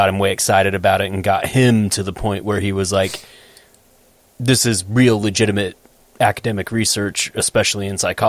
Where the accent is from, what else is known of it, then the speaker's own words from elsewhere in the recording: Tennessee, United States; that just sounds like growing up in Tennessee to me.